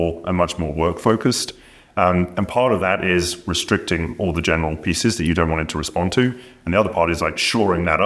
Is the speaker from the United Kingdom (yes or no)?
yes; United Kingdom; As a Brit